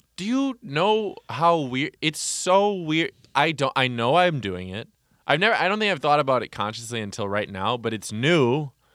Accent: Wauwatosa, Wisconsin, United States; also born or lived in Oconomowoc, Wisconsin / Milwaukee, Wisconsin; in the first town I grew up in, there was one black kid. And then when I moved to Wauwatosa, Wisconsin, I moved from Oconomowoc

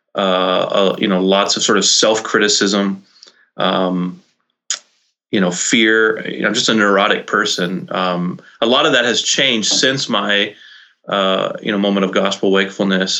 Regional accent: Brownsville, Texas, United States; moved away as an adult; also born or lived in Nashville, Tennessee; now in Vermont, United States; I was born in Brownsville, Texas. Grew okay. up in the Rio Grande Valley, down in South Texas

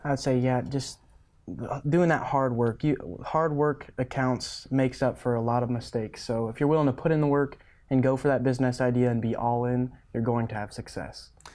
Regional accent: Stapleton, Nebraska, United States; so I grew up in Stapleton, Nebraska, right above North Platte on the interstate, thirty miles. So I grew up on our family ranch there

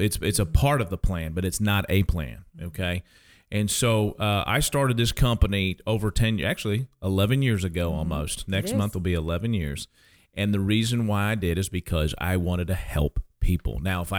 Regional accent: Kansas, United States; I am originally from Kansas, so don't hold this against me, but I am a Jayhawks fan, okay?

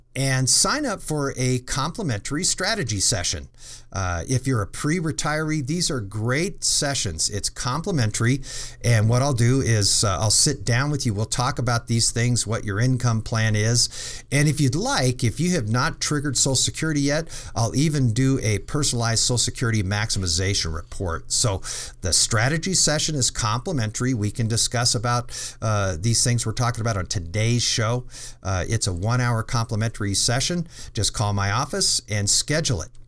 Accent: Colorado, United States; I grew up in Colorado

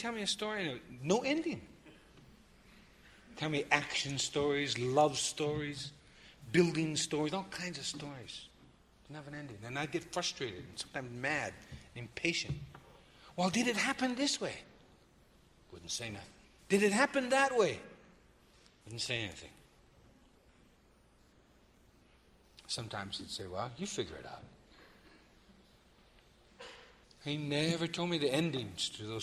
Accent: Yellow Thunder Village, Black Hills, South Dakota, United States; I am an ally from Yellow Thunder Village in the sacred Black Hills

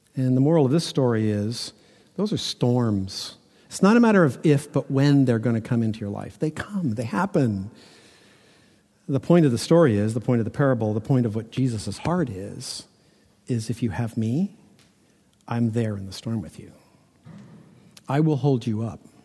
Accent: Toronto, Ontario, Canada; growing up in Toronto that when we built houses that they all had basements

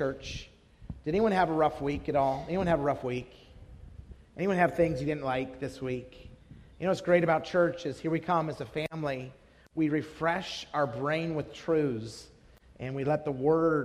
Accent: Idaho, United States; moved away as an adult; also born or lived in San Jose, California / Wisconsin; now in Salt Lake City, United States; I was born in California, San Jose, actually. Grew up in Idaho

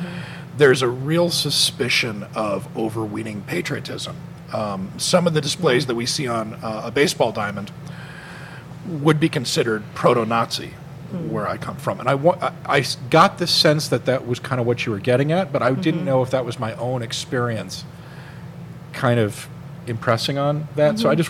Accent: Scotland, United Kingdom; now in United States; I grew up in a different country. I grew up actually in Scotland, and my family are all military until pretty much my generation, my father's generation.

